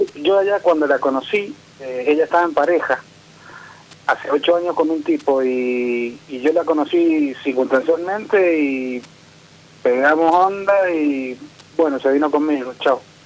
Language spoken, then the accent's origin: Spanish; Mendoza, Argentina; De Mendoza